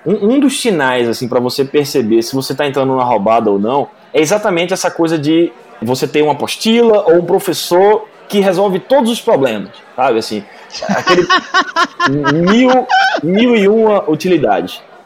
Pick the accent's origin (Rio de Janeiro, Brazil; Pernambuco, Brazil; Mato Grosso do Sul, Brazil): Pernambuco, Brazil; Recife; Eu sou pernambucano de Recife